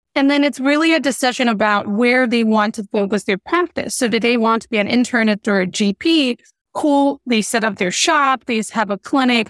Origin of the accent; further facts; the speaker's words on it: Nigeria; moved away; growing up in Nigeria where I was born